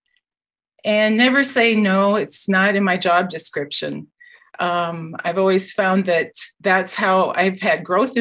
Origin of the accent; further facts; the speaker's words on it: Iowa, United States; moved away as an adult; also born or lived in Minnesota / Wisconsin / California; now in Guelph, Canada; I'm a native Iowan. I went to Iowa State University. I grew up on a dairy farm